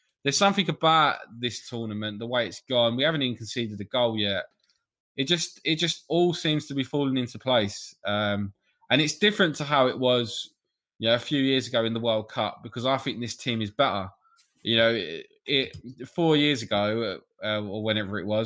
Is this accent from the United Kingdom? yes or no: yes; England, United Kingdom; I'm English